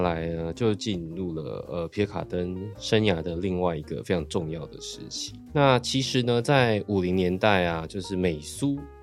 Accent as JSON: {"language": "Chinese", "area": "Sanxia", "region": "New Taipei", "country": "Taiwan", "tie": "born or raised there", "said": "因为我是八，一九八零年代出生的。那个时候就是其实，因为我小时候是住在比较乡下，我住，小时候住在三峡"}